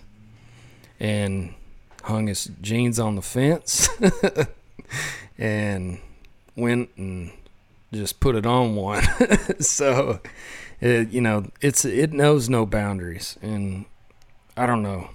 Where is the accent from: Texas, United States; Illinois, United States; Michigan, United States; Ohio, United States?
Texas, United States; West; growing up in West Texas